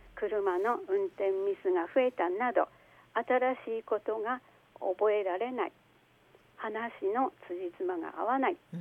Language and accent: Japanese; Hashikami, Aomori, Japan; now in Hachinohe, Japan; 私の出身ですけれども、現在住んでいる八戸市の隣の橋上町というところです